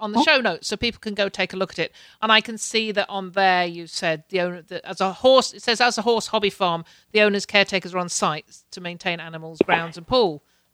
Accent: Canada; a fellow Canadian

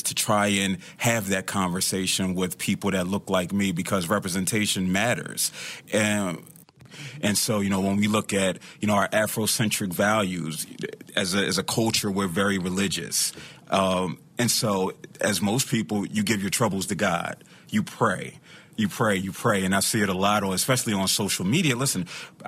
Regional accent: Philadelphia, Pennsylvania, United States; I'm from Philadelphia

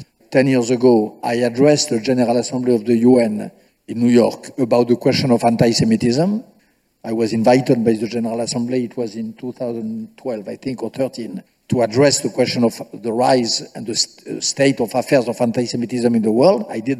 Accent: France

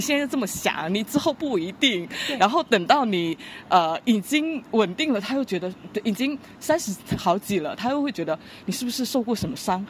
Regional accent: Guangdong, China; 我从小在草上历史长大

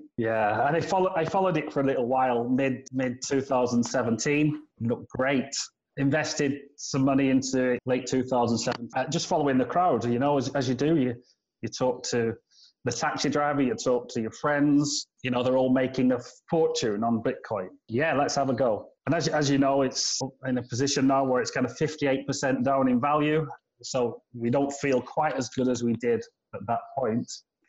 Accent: United Kingdom; now in China; as a Brit moving to China, it's obviously very exciting

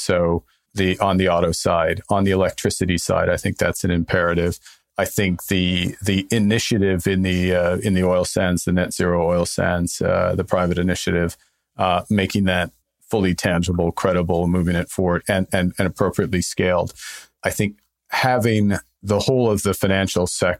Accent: Canada; I'm Canadian.

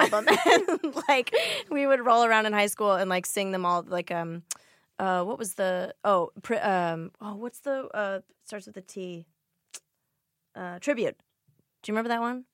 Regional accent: Glendale, California, United States; I grew up in Glendale, which is in the valley

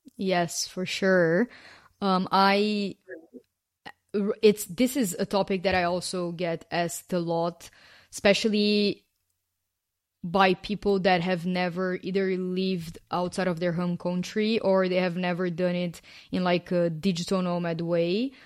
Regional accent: Brazil; first language Portuguese; English is a second language; moved away as an adult; also born or lived in Canada / London / Paris / Australia; I have lived outside of my home country, which is Brazil

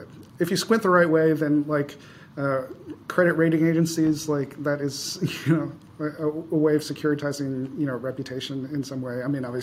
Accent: Chicago, Illinois, United States; I grew up in Chicago.

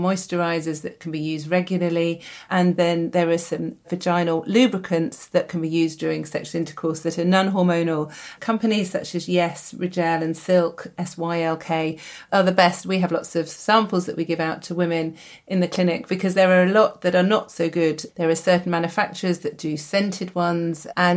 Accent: United Kingdom; We're British

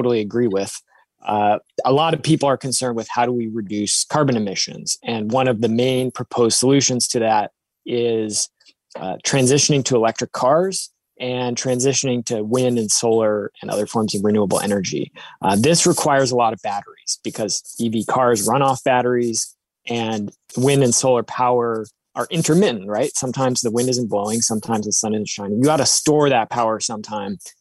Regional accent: Seattle, Washington, United States; I grew up in Seattle

